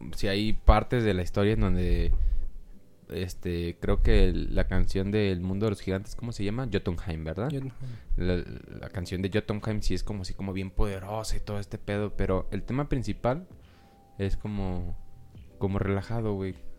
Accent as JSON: {"language": "Spanish", "country": "Mexico", "said": "siendo mexicano"}